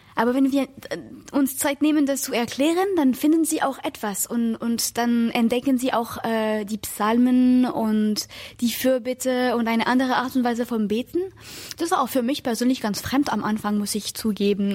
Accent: France; moved away; ich komme aus Frankreich

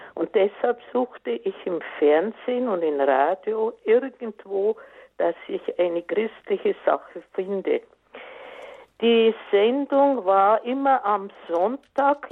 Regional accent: Munich, Bavaria, Germany; now in Erding, Germany; Ich komme aus München

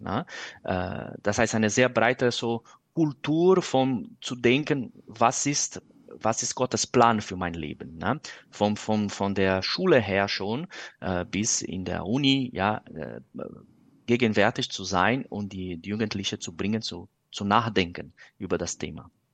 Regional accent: Brazil; German is a second language; moved away; ich komme aus Brasilien

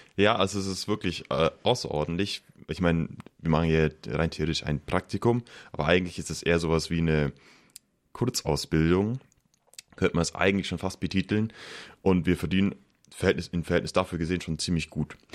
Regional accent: Pfaffenhofen an der Roth, Bavaria, Germany; moved away; Also ich komme aus Pfaffenhof an der Rot, das ist in der Nähe von Ulm

